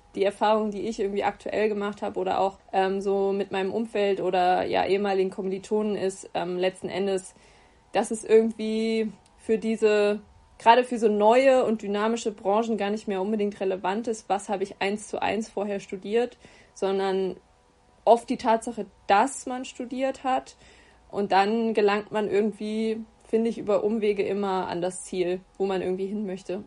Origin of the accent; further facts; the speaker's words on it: Giessen, Hesse, Germany; also born or lived in Bayreuth; wohne in Gießen, ähm, meiner Heimatstadt